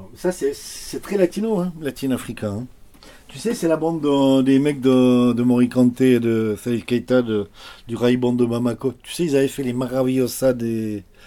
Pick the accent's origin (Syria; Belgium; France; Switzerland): France; Jura, Bourgogne-Franche-Comté; moved away as an adult; also born or lived in Vaucluse; Je suis jurassien, mais on est là depuis quand même un moment.